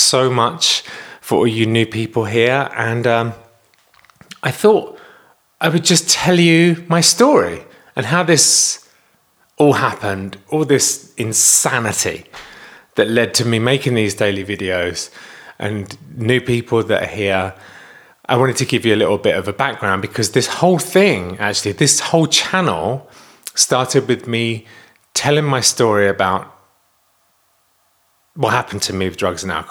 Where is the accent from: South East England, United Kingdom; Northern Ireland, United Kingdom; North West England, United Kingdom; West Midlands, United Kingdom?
South East England, United Kingdom; Kent; I was born in Kent in England